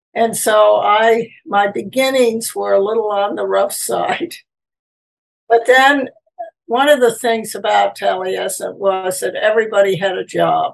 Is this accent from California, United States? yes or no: no; Peekskill, New York, United States; I was born initially in New York City, and then I lived there for a short period of time. Then I moved to Peekskill, New York.